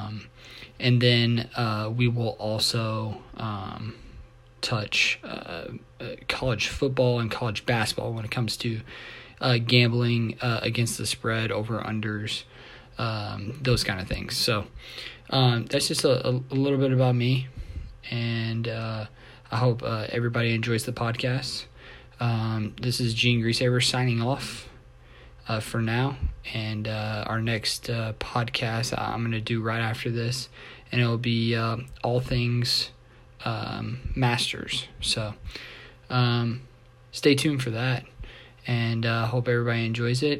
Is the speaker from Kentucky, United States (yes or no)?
yes; Louisville, Kentucky, United States; I'm from Louisville, Kentucky. I am 30 years old, born and raised here.